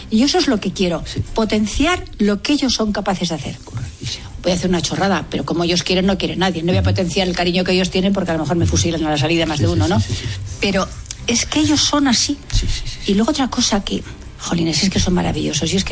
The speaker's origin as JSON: {"language": "Spanish", "country": "Spain", "said": "Y Yo soy más española"}